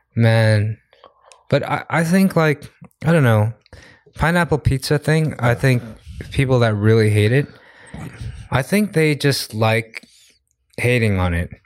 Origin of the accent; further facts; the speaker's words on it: New York, United States; now in Korea; New York, I'm from New York